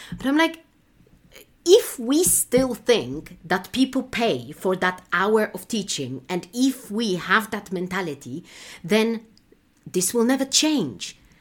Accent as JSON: {"language": "English", "country": "Poland", "moved": "yes", "said": "in my home country, in Poland"}